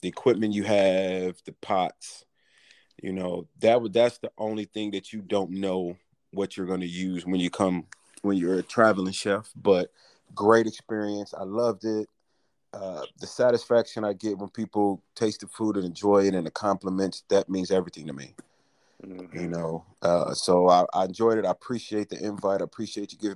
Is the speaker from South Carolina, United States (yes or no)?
no; Detroit, Michigan, United States; moved away as an adult; born and raised in Detroit, Michigan.